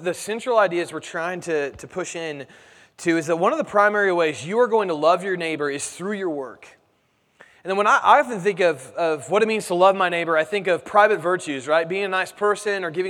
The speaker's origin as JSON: {"language": "English", "town": "Indianapolis", "region": "Indiana", "country": "United States", "said": "I'm from Indianapolis"}